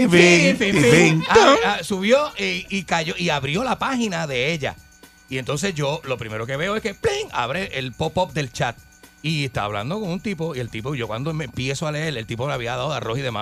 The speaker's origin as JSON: {"language": "Spanish", "country": "Argentina", "lives_now": "Puerto Rico"}